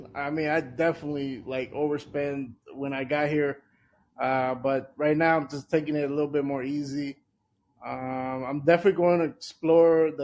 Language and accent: English; El Salvador; moved away; also born or lived in Washington, D.C.; my home country, El Salvador